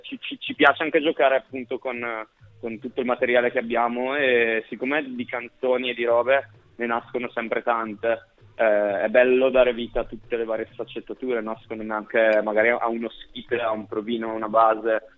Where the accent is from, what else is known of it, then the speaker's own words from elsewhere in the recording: Brescia, Lombardy, Italy; moved away as an adult; now in Milan, Italy; io sono di Brescia